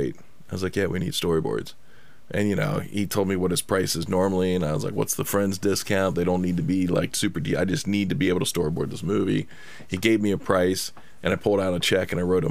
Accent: Cincinnati, Ohio, United States; now in Los Angeles, United States; I'm from Cincinnati

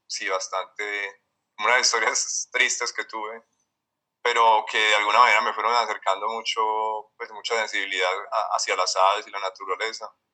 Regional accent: Medellín, Antioquia, Colombia; yo nací en Medellín, eh, ya tengo 43 años. Eh, crecí pues como una familia de clase media, pues aquí paisa

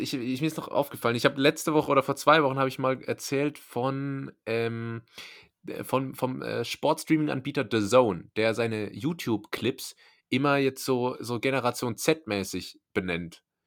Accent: Rhineland-Palatinate, Germany; ich komme ja aus der Pfalz

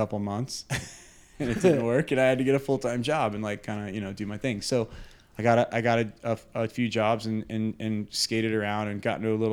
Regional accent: New Smyrna Beach, Florida, United States; moved away as an adult; also born or lived in Aspen, Colorado; now in Jacksonville, United States; I grew up in New Smyrna skating and surfing

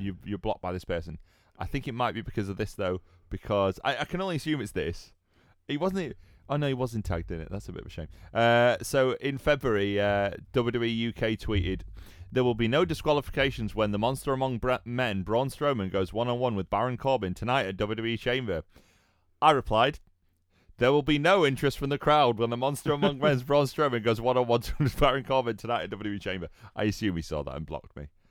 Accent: United Kingdom; I'm British

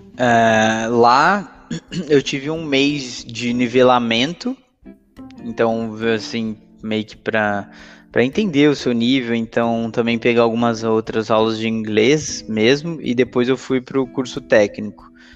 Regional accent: Brazil; also born or lived in Canada / Santos; sou natural do Brasil, né? Hoje moro em Santos

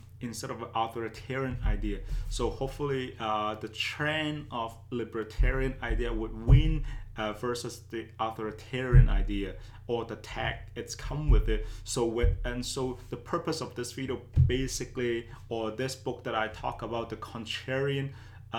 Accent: Canada; As a Canadian

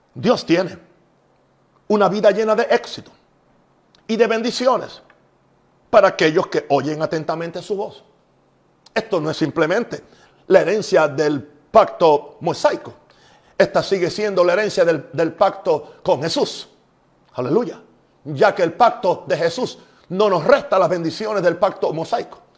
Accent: Puerto Rico; En Puerto Rico también usamos

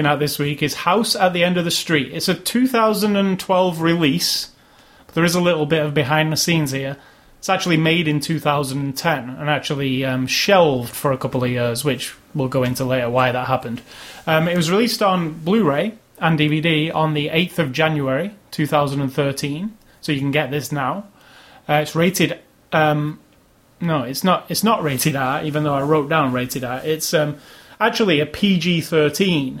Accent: United Kingdom; I'm British

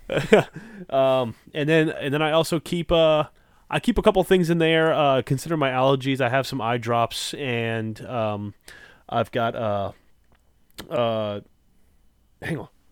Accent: Louisiana, United States; I'm from Louisiana. It's not much better down here

